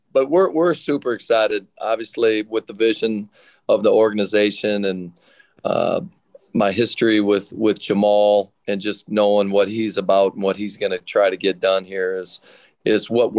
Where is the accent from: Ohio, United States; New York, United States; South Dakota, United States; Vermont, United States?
South Dakota, United States; moved away; also born or lived in Portland / Cleveland; I'm from South Dakota